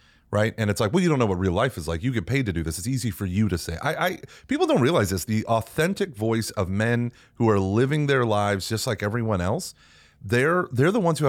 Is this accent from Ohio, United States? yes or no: no; Texas, United States; I'm from Texas.